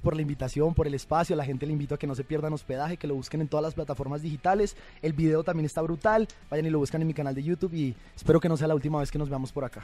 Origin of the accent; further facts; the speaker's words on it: Bogotá, Colombia; moved away as an adult; also born or lived in Bucaramanga, Colombia; now in Mexico; yo soy de Bucaramanga, me crié en Bogotá, viví en Bogotá hasta los, hasta los 18 años sí. y después vine a vivir aquí a México